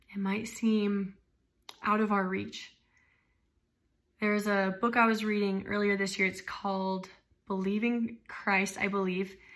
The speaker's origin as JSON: {"language": "English", "region": "Arizona", "country": "United States", "tie": "born or raised there", "said": "I was raised in Arizona."}